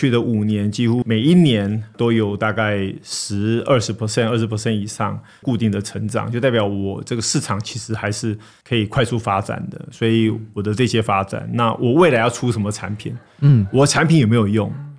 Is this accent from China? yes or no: no; United States; 我从小在美国长大，那我知道台湾这边很多投资人都很注意这个美股可以赚多少钱。